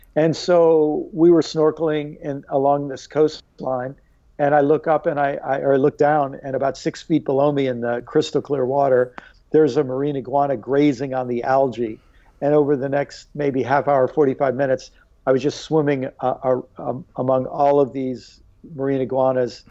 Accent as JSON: {"language": "English", "region": "Maryland", "country": "United States", "also_born_or_lived": "New York / Illinois", "said": "spent most of my life in Maryland"}